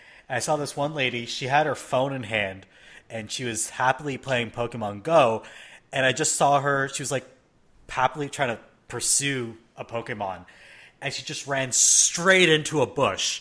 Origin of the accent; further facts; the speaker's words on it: Canada; I grew up in Canada